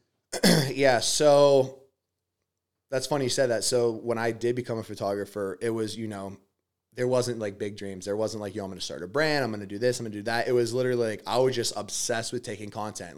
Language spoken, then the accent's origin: English; Pittsburgh, Pennsylvania, United States; I'm from Pittsburgh, PA uh, from a family that's just working class